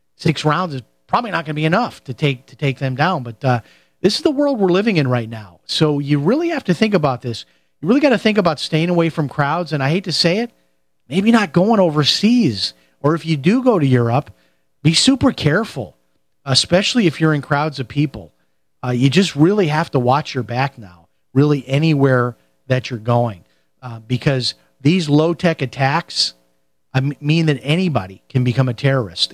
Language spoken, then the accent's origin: English; Chicago, Illinois, United States; where I grew up in Chicago